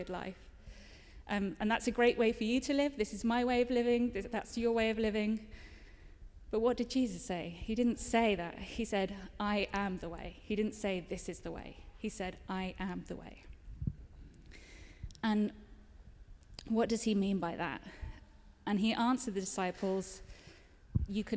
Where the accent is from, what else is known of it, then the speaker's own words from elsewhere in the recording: Cholsey, South East England, United Kingdom; moved away; my hometown, Cholsey